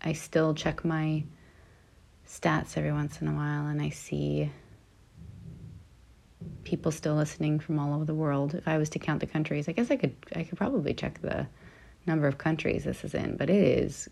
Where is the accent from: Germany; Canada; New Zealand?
Canada; now in Los Angeles, United States; I'm Canadian, always